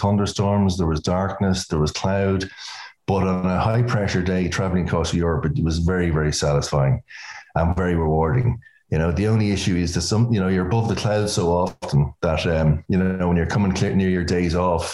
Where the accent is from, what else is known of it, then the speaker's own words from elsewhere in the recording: Dublin, Leinster, Ireland; now in New York, United States; we're Irish, so we're from Dublin.